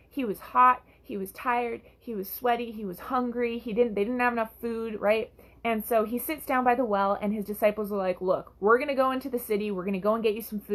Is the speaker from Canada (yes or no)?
yes; Canada; I'm from Canada